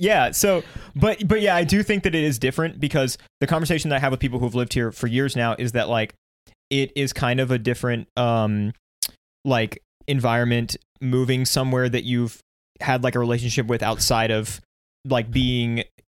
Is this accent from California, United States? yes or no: no; Alpharetta, Georgia, United States; And I'm from Alpharetta.